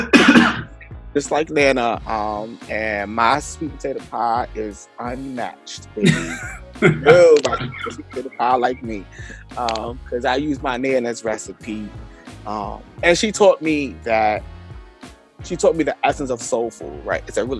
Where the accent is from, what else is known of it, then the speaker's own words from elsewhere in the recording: New York City, New York, United States; I grew up in Brooklyn, New York